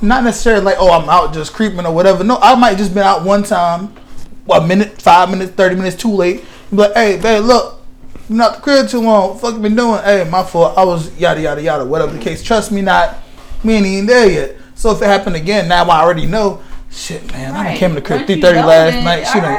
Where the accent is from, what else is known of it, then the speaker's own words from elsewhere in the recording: Queens, New York, United States; Yeah, I'm from Queens.